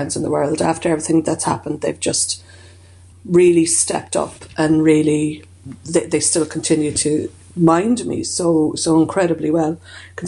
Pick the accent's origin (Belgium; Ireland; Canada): Ireland; growing up in Ireland